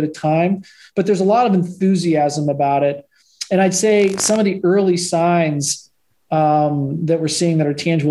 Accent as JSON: {"language": "English", "town": "Pittsburgh", "region": "Pennsylvania", "country": "United States", "tie": "born or raised there", "said": "I grew up in Pittsburgh"}